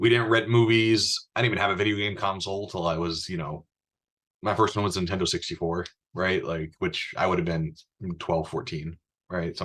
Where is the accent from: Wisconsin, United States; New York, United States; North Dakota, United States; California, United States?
North Dakota, United States; Bismarck; growing up in Bismarck, North Dakota